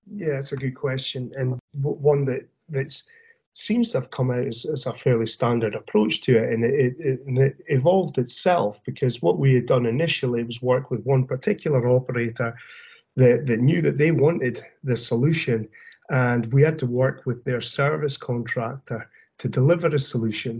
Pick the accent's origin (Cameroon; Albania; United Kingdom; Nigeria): United Kingdom; Aberdeen, Scotland; moved away as an adult; now in The Woodlands, United States; I'm originally from Aberdeen area yeah. in Scotland